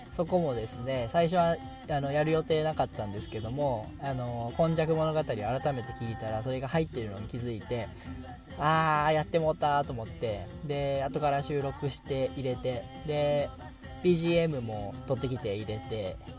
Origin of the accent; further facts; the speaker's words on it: Okayama, Japan; accent: Okayama dialect; 岡山弁は標準語だと思ってる